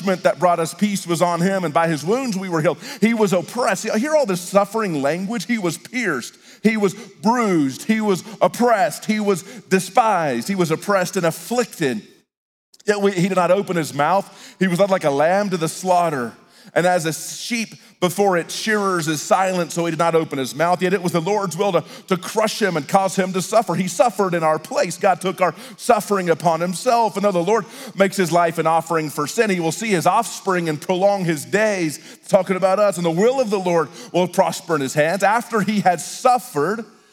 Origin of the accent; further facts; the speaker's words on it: Texas, United States; I grew up in Texas